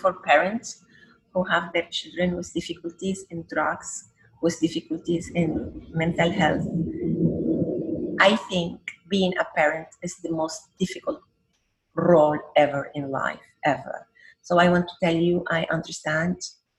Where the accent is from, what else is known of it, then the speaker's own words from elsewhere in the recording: Iraq; born there; also born or lived in Venezuela; I was born in Iraq. Look how is Iraq. Then my mother is Lebanese. This is my other country. Look how is Lebanon. Then I love Venezuela. I'm a Venezuelan.